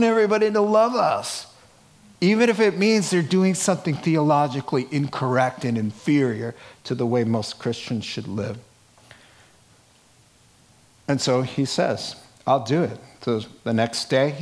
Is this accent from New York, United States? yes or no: yes; New York City, New York, United States; accent: Brooklyn; my little Brooklyn accent